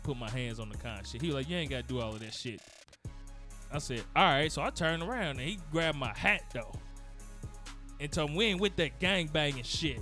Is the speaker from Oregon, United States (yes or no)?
no; Gary, Indiana, United States; moved away; I come from Gary